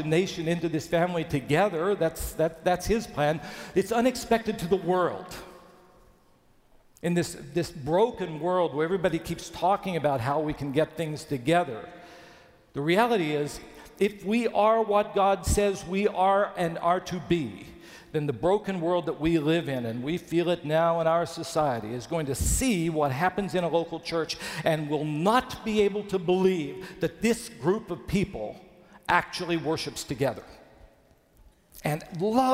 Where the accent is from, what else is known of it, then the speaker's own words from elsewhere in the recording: Bluefield, West Virginia, United States; my hometown of Bluefield, West Virginia